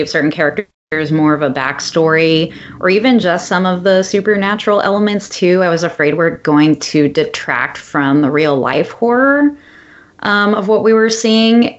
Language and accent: English; Palm Springs, California, United States; I'm from Palm Springs originally, which is close to L.A.